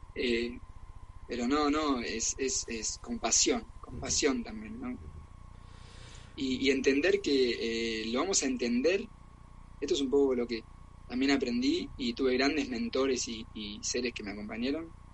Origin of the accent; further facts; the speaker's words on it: Argentina; also born or lived in Germany; now in Barcelona, Spain; soy argentino